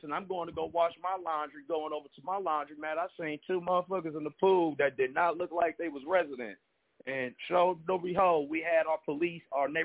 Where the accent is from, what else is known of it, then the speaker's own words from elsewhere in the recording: Milwaukee, Wisconsin, United States; I am from Milwaukee, Wisconsin.